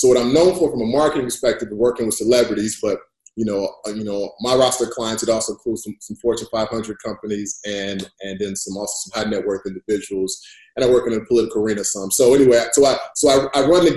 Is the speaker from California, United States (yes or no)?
no; Chicago, Illinois, United States; I'm from Chicago. I'm from inner city Chicago